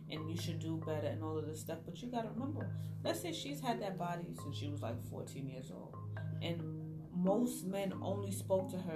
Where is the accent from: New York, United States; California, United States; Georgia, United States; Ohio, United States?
New York, United States; Brooklyn; I grew up in Best stuy in the 90s.